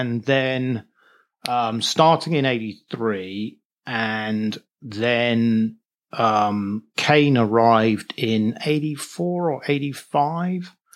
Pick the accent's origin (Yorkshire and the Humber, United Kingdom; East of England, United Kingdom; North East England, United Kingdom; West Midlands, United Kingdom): East of England, United Kingdom; Norwich; moved away as an adult; also born or lived in Liverpool / New York City; I'm from Norwich, England. I was born in Norwich, which is, uh, uh, a small city over in, near the east coast of England, about a hundred miles northeast of London. So that's where I was born, and that's where I lived until I went to university in Liverpool